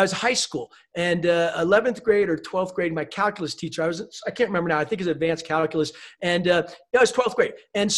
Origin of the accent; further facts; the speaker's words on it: East Coast, United States; also born or lived in Germany / Newport, Rhode Island; I was born in Germany, moved a lot every 3 years, some other place, a lot on the East Coast in the US. And we happened to be living at that point in Newport, Rhode Island.